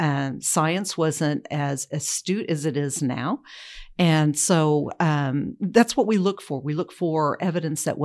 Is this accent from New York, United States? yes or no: no; Oklahoma, United States; I was born in Oklahoma County, lived here most of my life